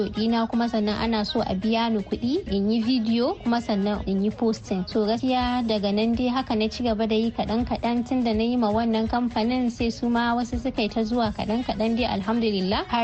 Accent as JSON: {"language": "Hausa", "region": "Katsina", "country": "Nigeria", "tie": "born or raised there", "also_born_or_lived": "Kontagora, Niger State (ancestral)", "said": "ni yar asalin kwantagora ce a jihar niger amma an haife ni a katsina kuma a katsina na girma na yi karatu karatu a jami'ar Umar Musa Aduwa da ke a cikin jihar Katsina."}